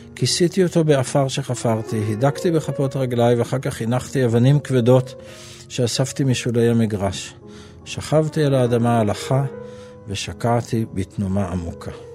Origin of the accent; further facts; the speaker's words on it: Jerusalem, Jerusalem District, Israel; also born or lived in Nahalal; זה חלק מהחינוך שלי כילד, אה, שחלק ממנו אגב הוא מירושלים ולא לא, לא מנהלל